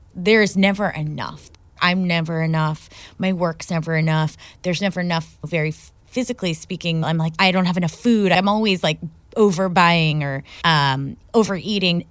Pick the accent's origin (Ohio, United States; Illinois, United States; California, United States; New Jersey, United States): Ohio, United States; I grew up in Ohio